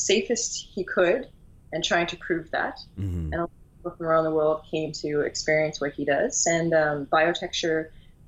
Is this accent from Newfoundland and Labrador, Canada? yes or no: yes; Newfoundland and Labrador, Canada; now in Halifax, Canada; From an island the size of France, way off the coast of Canada, out in the middle of the North Atlantic. It's called Newfoundland.